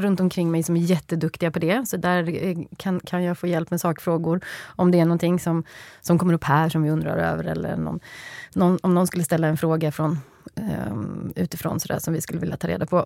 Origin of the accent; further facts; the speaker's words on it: Skövde, Västra Götaland, Sweden; Det är Skövde, ja. där jag kommer ifrån.